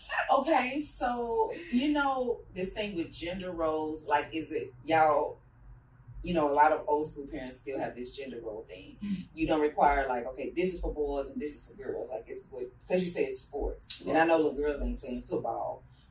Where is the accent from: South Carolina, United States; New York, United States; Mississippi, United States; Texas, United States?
Texas, United States; Fort Worth; We're from Eastwood